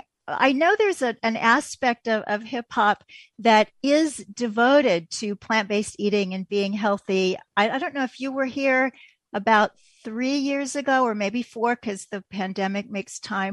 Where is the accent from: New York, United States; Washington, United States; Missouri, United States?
Missouri, United States; Kansas City; I'm from Kansas City